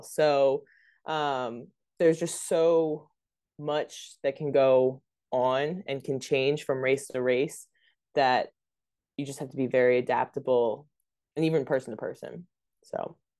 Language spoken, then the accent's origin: English; Delaware, United States; moved away; also born or lived in North Carolina; I'm from Delaware